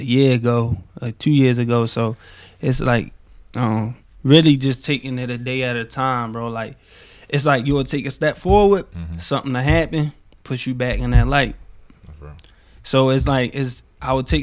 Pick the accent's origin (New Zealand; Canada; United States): United States; Baltimore, Maryland; growing up in Baltimore, growing up in South Baltimore, like, no matter what part of Baltimore you in, you have to keep an edge